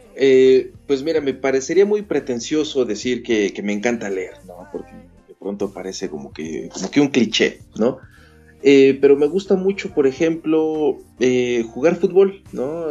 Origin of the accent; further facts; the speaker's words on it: Mexico City, Mexico; moved away as an adult; also born or lived in Querétaro, Mexico; now in Canada; no estoy en mi ciudad natal, que es la Ciudad de México